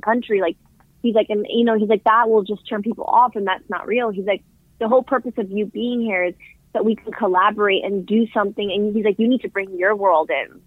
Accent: New York City, New York, United States; I grew up in New York City

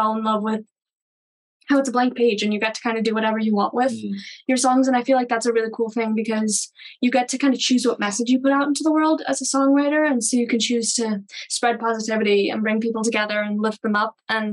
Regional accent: Pennsylvania, United States; I'm from Pennsylvania. And I grew up hearing a ton of music around my house

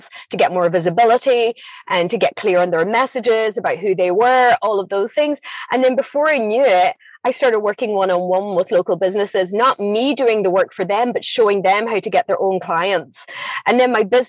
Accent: Ireland; moved away as an adult; also born or lived in Scotland; I grew up in Scotland, moved to Ireland in the 80s, always felt like I never really belonged in Ireland, never felt I belonged in Scotland

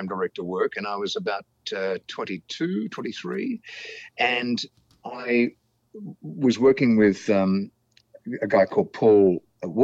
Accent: Melbourne, Victoria, Australia; I grew up in East Kilda near the Channel 2 studios in Elstonwick

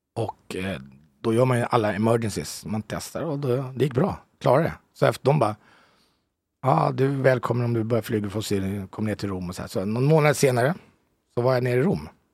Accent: Haninge, Stockholm County, Sweden; moved away as an adult; now in Italy; jag är född ute från Jobro, utanför mm. Haninge

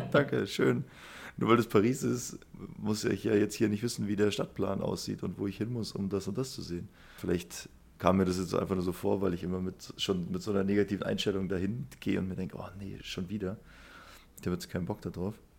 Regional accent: Munich, Bavaria, Germany; ich bin ja selber Münchner

